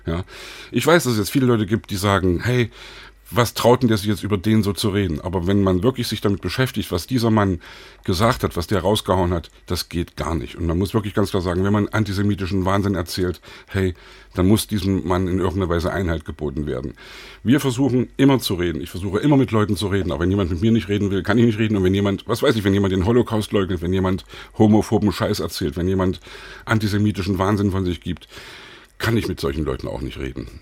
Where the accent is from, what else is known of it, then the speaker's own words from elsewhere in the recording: Leipzig, Saxony, Germany; als Leipziger damals auch 89 mit auf den Straßen war